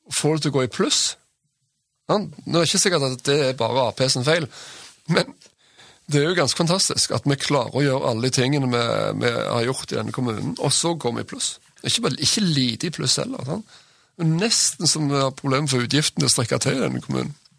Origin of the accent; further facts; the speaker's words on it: Sandnes, Rogaland, Norway; also born or lived in Bergen; now in Stavanger, Norway; Jeg vokste opp på Gandalen i Sandnes